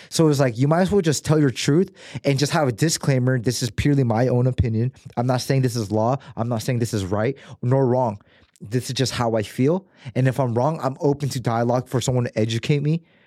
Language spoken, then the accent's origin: English; United States; growing up in America